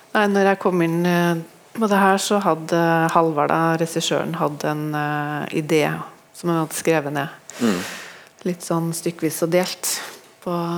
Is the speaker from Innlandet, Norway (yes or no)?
no; near Trondheim, Trøndelag, Norway; heimbygda mi, som er litt utafor Trondheim